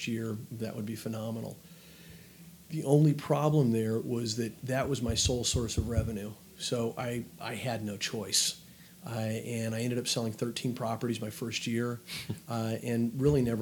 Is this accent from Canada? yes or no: no; El Paso, Texas, United States; moved away as an adult; now in Los Angeles, United States; Born and raised in El Paso, Texas